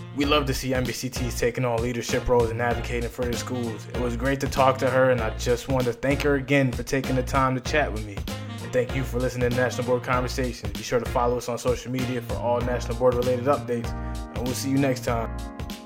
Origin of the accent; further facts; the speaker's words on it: Massachusetts, United States; I grew up in Massachusetts